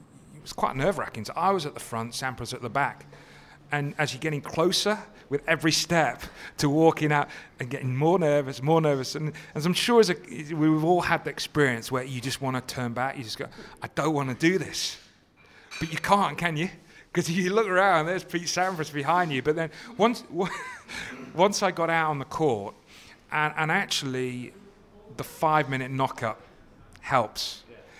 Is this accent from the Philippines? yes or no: no; United Kingdom; being British